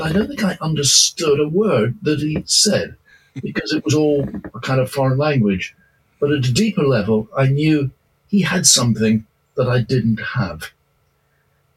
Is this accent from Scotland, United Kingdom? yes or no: yes; Edinburgh, Scotland, United Kingdom; I was brought up in Edinburgh, Scotland